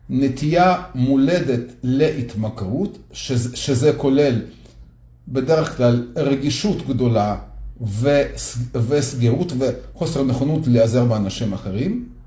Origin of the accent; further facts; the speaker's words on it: Minsk, Minsk Region, Belarus; also born or lived in Soviet Union; אז גדלתי בברית המועצות, במינסק, ביחד בלרוס. וגרנו בבניין דירות כזה מאוד גדול